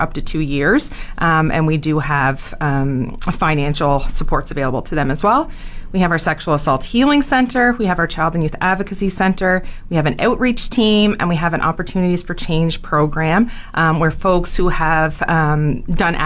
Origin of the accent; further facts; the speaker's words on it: Cape Breton, Nova Scotia, Canada; moved away as an adult; now in Fort McMurray, Canada; my parents worked out here in the 80s, but I am a Cape Breton girl, so I was actually raised in Cape Breton